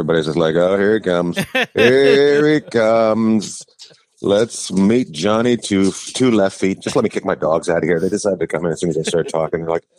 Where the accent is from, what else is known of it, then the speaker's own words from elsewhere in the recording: Canada; moved away; I grew up in a little logging mining community. So, you know, it was a lot of first generations where English didn't have to be your strong suit, you know.